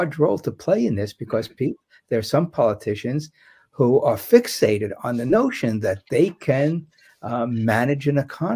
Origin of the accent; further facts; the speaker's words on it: Germany; moved away; I was born in West Germany after World War II.